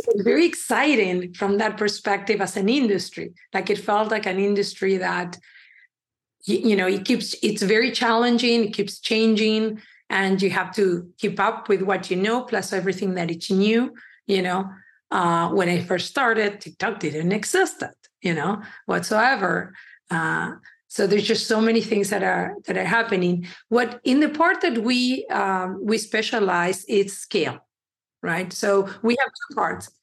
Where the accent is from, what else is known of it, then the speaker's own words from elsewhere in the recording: Uruguay; also born or lived in Ecuador; now in Chicago, United States; I was born in Uruguay. My parents are from Ecuador, which I do believe looking back, it kind of helped me because we were immigrants in Uruguay